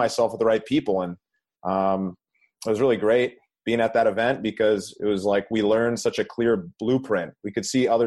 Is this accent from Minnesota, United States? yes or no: yes; Minnesota, United States; now in Southern California, United States; I grew up in Minnesota